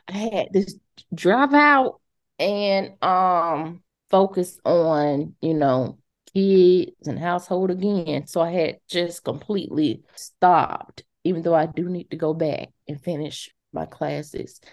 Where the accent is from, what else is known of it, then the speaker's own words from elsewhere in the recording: Montgomery, Alabama, United States; I'm originally from Montgomery.